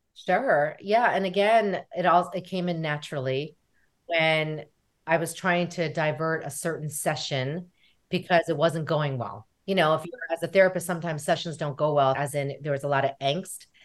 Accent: United States; we are American, right? We are American, which we are Korean American

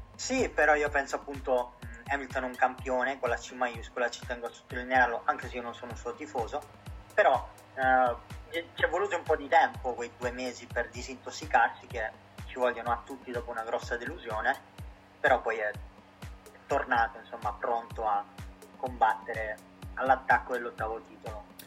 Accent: Italy; come tutti gli italiani

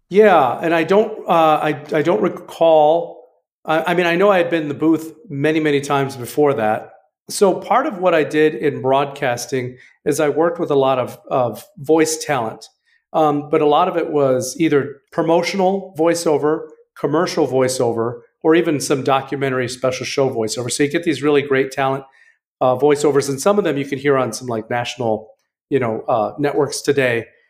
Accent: West Michigan, United States; I'm from West Michigan

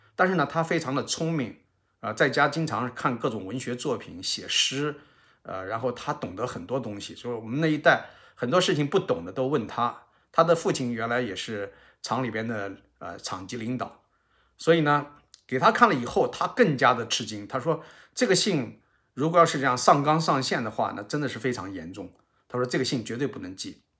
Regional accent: Xianyang, Shaanxi, China; 我在陕西省这个咸阳市下面的新平县

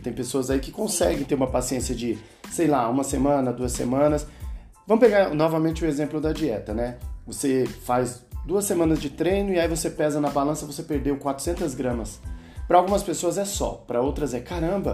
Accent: Brazil; como brasileiro

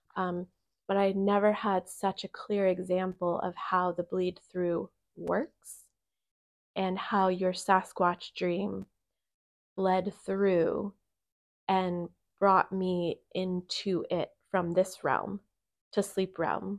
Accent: Bechtelsville, Pennsylvania, United States; moved away; I come back to my hometown that I lived in for whatever, twenty years

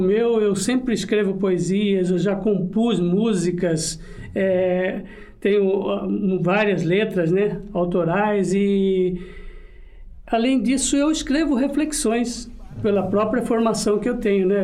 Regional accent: Corumbá, Mato Grosso do Sul, Brazil; moved away; Eu nasci em Corumbá, Mato Grosso do Sul

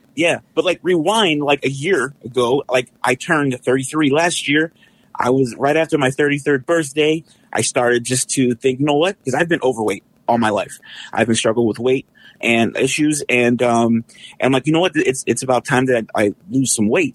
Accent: San Antonio, Texas, United States; now in Detroit, United States; I'm originally from San Antonio and, uh, moved here, um, to be closer to my family about twenty years ago

